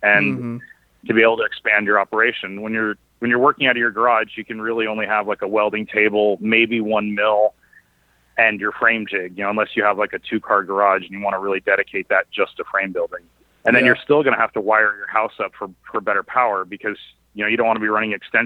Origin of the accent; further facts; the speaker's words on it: Cupertino, California, United States; also born or lived in Santa Cruz, California / Ashland, Oregon; now in Sacramento, United States; I grew up in the Bay Area in like Cupertino, actually right next to Apple World headquarters